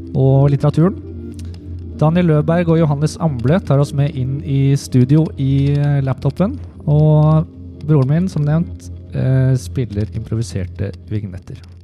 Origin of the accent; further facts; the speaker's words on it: Heddal, Vestfold og Telemark, Norway; Jeg kommer jo fra Heddal